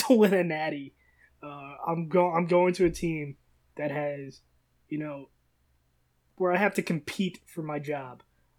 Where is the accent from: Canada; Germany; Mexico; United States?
United States; the South; I'm from the South. I got to stay in the South